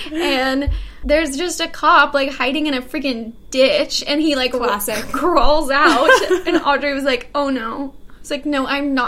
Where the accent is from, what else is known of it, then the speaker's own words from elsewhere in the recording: Fort Worth, Texas, United States; moved away as an adult; also born or lived in New Jersey; now in New York, United States; I grew up in Fort Worth, and then I went to college for a single semester in New Jersey, and then I went back to Fort Worth.